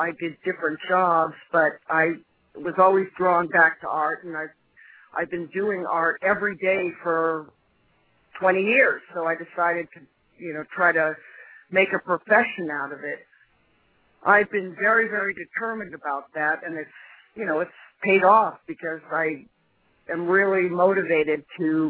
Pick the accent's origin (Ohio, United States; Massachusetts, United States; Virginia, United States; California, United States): Massachusetts, United States; Belmont; moved away as an adult; now in Cape Cod, United States; I grew up in Belmont, but I moved to the Cape, about 10 years ago, Cape Cod